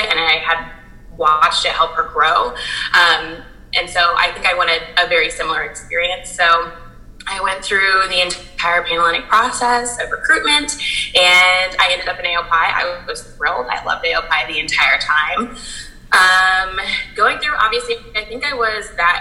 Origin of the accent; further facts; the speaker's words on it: Fort Wayne, Indiana, United States; I grew up in Fort Wayne, Indiana, and I had a very diverse upbringing